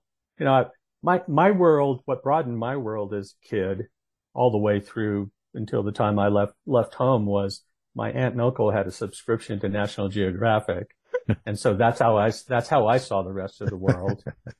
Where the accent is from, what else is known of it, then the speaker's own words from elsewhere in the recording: Northern California, United States; moved away as an adult; I grew up in Northern California, so not a big stretch, lots of aunts and uncles up that way.